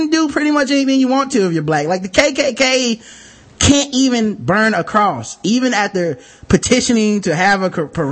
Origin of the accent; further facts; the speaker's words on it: North Carolina, United States; North Carolina, my home state